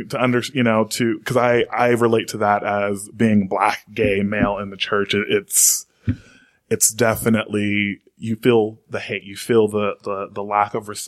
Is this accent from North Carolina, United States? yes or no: yes; North Carolina, United States; And John, I'm from North Carolina, so I, I agree